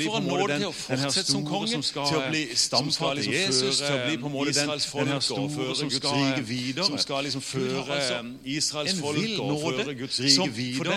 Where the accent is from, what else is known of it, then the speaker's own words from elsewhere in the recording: Søgne, Agder, Norway; Men jeg er jo bare fra Søgne, tross alt.